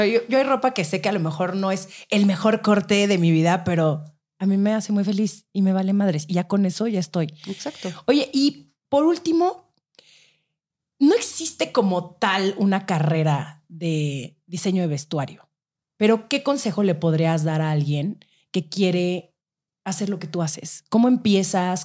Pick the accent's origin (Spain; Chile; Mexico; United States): Mexico; así somos los mexicanos